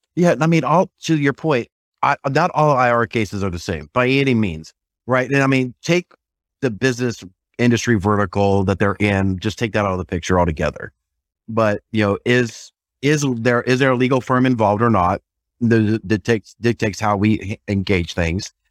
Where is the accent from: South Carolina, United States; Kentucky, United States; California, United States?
South Carolina, United States; I'm from South Carolina